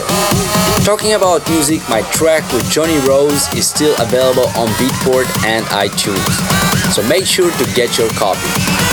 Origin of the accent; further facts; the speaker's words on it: Moldova; my home country, Moldova